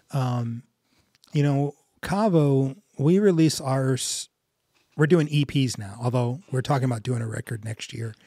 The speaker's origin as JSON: {"language": "English", "country": "United States", "tie": "born or raised there", "said": "I grew up in North County."}